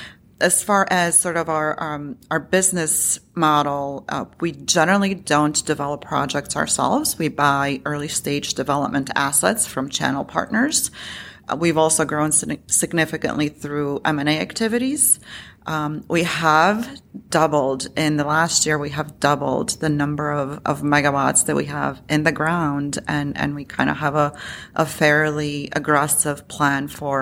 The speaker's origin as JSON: {"language": "English", "region": "Illinois", "country": "United States", "lives_now": "Chicago, United States", "said": "Yeah, so I, you know, to your point, I am from Illinois. I live in Chicago."}